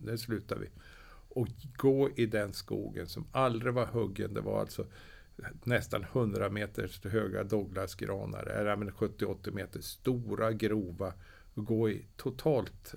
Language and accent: Swedish; Östersund, Jämtland, Sweden; jag kommer ju från Östersund